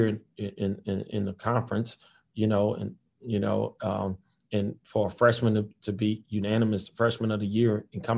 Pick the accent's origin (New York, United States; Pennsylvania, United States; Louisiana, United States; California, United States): Louisiana, United States; New Orleans; moved away; we grew up together in New Orleans